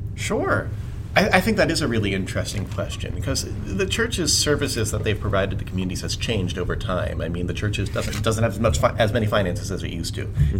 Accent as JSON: {"language": "English", "town": "Camp Hill", "region": "Pennsylvania", "country": "United States", "tie": "born or raised there", "said": "we grew up in Camp Hill"}